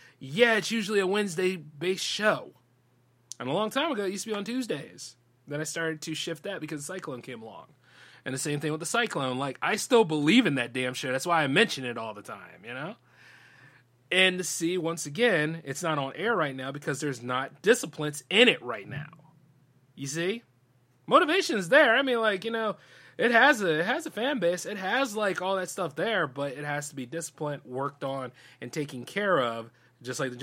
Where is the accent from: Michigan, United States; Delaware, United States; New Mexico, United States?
Delaware, United States; my home state